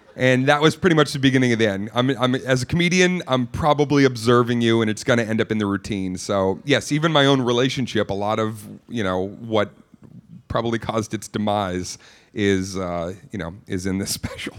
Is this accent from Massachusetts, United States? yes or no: yes; Boston, Massachusetts, United States; also born or lived in Cape Cod; I grew up in Boston